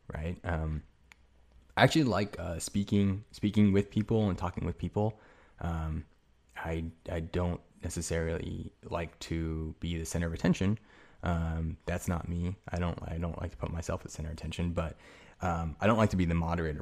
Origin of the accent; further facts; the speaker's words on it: United States; I'm fucking American as hell